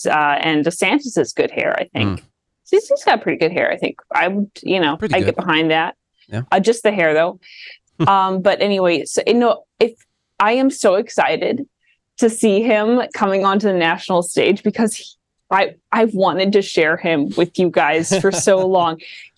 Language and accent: English; Midwest, United States; accent: Midwest; So I say coastal with my latent Midwest accent.